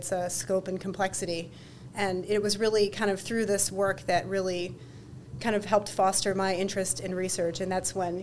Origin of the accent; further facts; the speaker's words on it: Cleveland, Ohio, United States; moved away as an adult; now in New York, United States; I'm not a native New Yorker. I'm actually originally from Cleveland, Ohio.